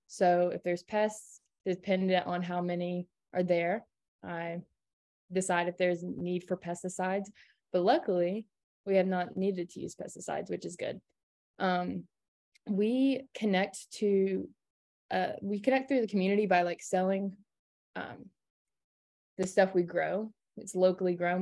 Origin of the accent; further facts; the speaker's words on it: Kingsport, Tennessee, United States; I'm from Kingsport, Tennessee